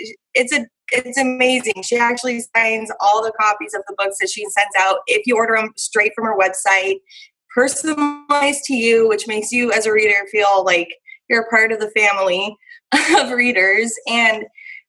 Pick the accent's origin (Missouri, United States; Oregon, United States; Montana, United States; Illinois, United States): Montana, United States; moved away; also born or lived in Idaho; I grew up in Montana and Idaho